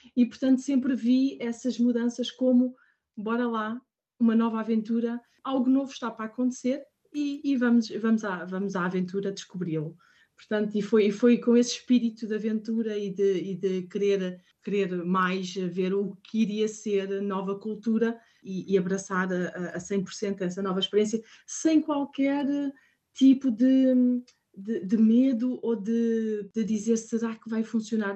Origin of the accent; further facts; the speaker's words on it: Portugal; moved away as an adult; also born or lived in Spain / Ireland; now in Paris, France; somos portugueses cá fora